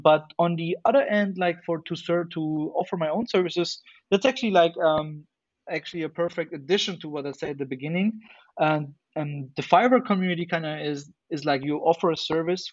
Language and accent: English; Germany; in Germany, we also have something which is called like you have to do either either military service or um, civil service, and I and I did that for nine months.